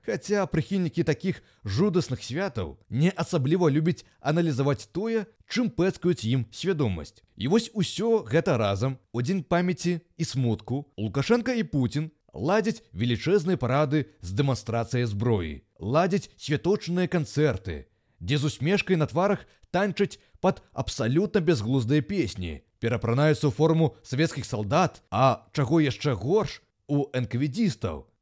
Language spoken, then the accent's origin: Belarusian; Belarus; мы ж беларусы, частка еўрапейскага цывілізаванага света